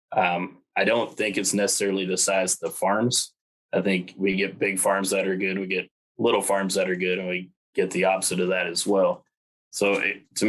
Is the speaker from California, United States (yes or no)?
no; Happy, Texas, United States; moved away as an adult; now in Nebraska, United States; most of my younger life, I grew up in Happy, Texas